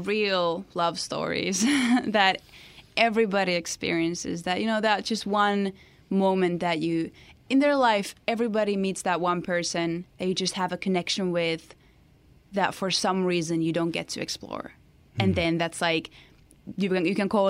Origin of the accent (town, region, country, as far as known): Finland; English is a second language